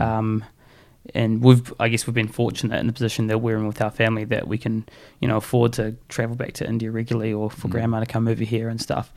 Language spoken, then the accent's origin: English; Auckland, New Zealand; moved away as an adult; also born or lived in Taranaki, New Zealand / Invercargill, New Zealand / Hawera, New Zealand; now in Canterbury, New Zealand; I grew up in Auckland